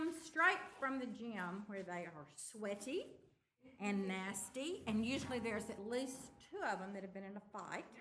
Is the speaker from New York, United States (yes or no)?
no; Tupelo, Mississippi, United States; I'm from Tupelo, Mississippi.